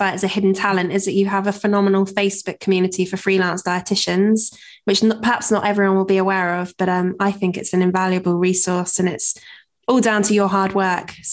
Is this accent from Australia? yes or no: yes; Australia; I'm Australian.